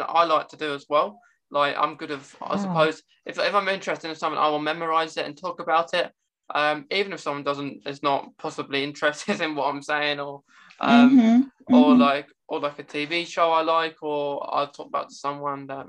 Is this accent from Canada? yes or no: no; England, United Kingdom; of course I can speak English. I'm English.